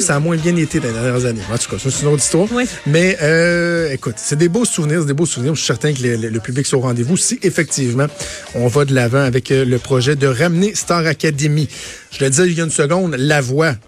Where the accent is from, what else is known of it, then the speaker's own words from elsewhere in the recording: Quebec, Canada; chez nous au Québec